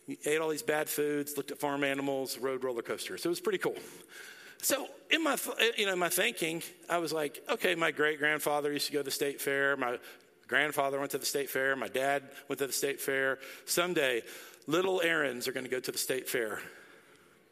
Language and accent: English; Dallas, Texas, United States; moved away; I grew up in Dallas, and I love Dallas.